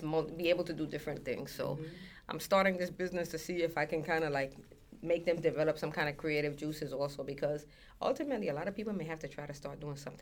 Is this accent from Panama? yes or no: yes; Colón, Panama; now in Brooklyn, United States; I was in Colón, and I was in the capital, because I'm from Colón